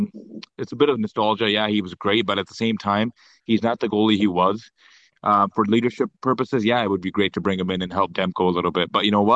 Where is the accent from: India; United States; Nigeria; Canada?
Canada; Vancouver, British Columbia; I'm born and raised in Vancouver.